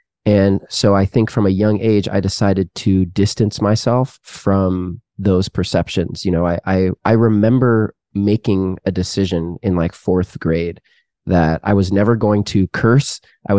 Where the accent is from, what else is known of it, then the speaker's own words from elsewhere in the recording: Canada; my parents had grown up in Canada, and then I was born in Canada.